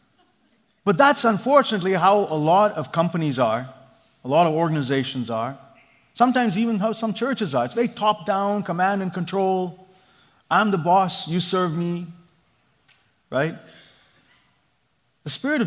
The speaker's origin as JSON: {"language": "English", "country": "India", "tie": "born or raised there", "moved": "yes", "lives_now": "Silicon Valley, United States", "said": "I grew up in India"}